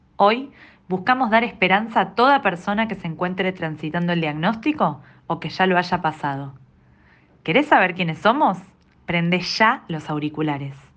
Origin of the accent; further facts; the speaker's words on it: Argentina; nací en Argentina el 25 de noviembre de 1989